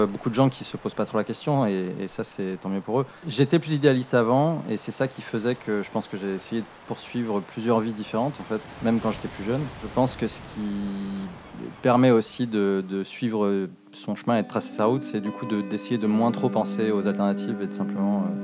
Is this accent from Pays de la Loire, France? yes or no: yes; Nantes, Pays de la Loire, France; also born or lived in England; Donc moi je suis né à Nantes, j'ai passé la plus grande partie de ma vie, euh, en tout cas de mon enfance, à, sur cette plage en fait à